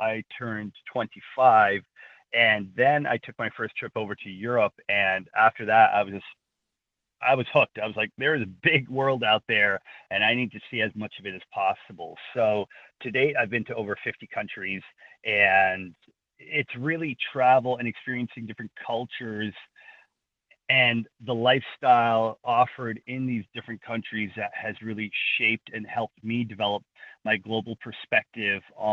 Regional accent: Toronto, Ontario, Canada; Growing up in Scarborough, I just always felt like it didn't really quite belong there

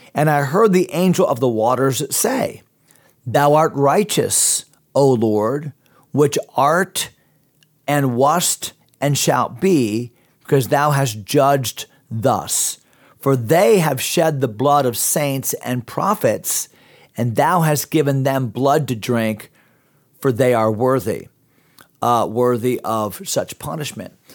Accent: United States; also born or lived in Pittsburgh; I'm American

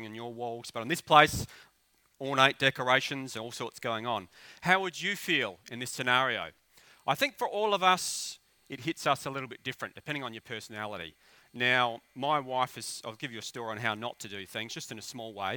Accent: Australia; I'm an Aussie bogan

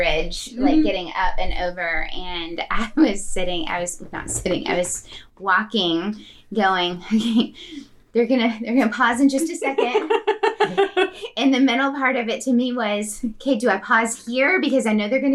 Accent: the East, United States; now in Tennessee, United States; I'm from the East

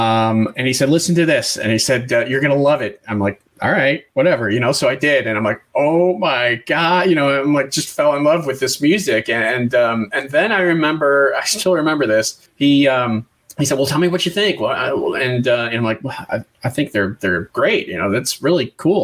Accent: Western New York, United States; I grew up in Western New York, not far from Canada.

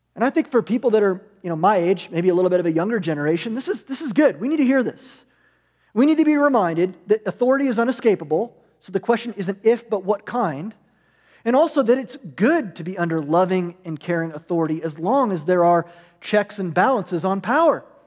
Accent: United States; we're American

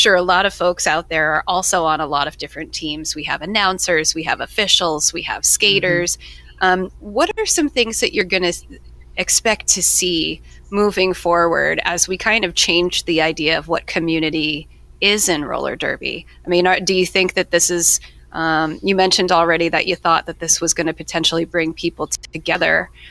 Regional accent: Worcester, Massachusetts, United States; as a native New Englander

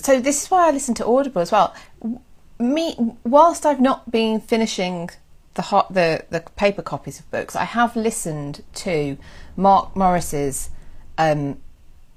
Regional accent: West Midlands, United Kingdom; I was from the West Midlands where I was born

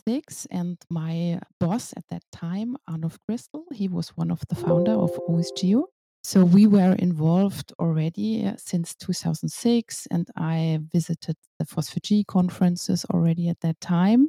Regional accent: Cologne, North Rhine-Westphalia, Germany; I'm from Cologne and I'm working at Wergroup as a geospatial expert

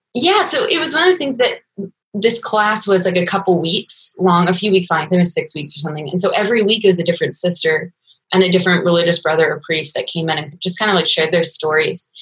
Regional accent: Maryland, United States; I grew up in Maryland

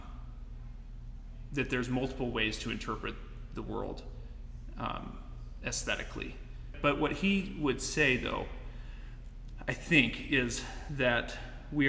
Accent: United States; growing up in America

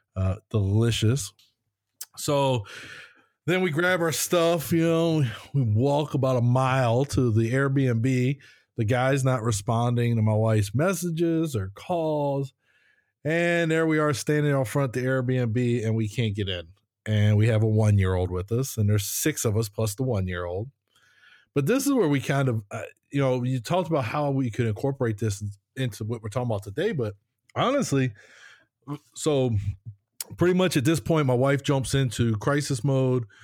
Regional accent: United States; moved away; we're from the States

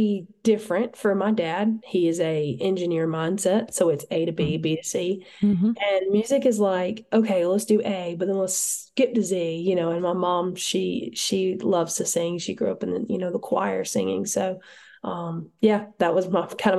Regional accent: Montgomery, Alabama, United States; moved away as an adult; now in Nashville, United States; I'm originally from Montgomery, Alabama, but I live in Nashville

